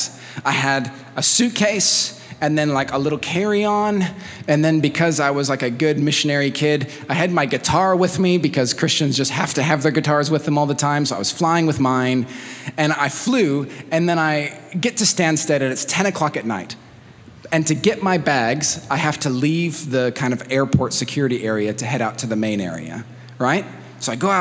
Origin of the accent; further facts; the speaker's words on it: Mexico City, Mexico; moved away; I grew up in Mexico, in Mexico City